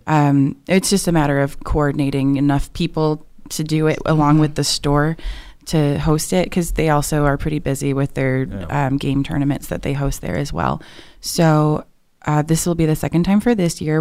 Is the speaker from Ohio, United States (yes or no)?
no; Chicago, Illinois, United States; now in Norman, United States; I'm originally from the Chicagoland area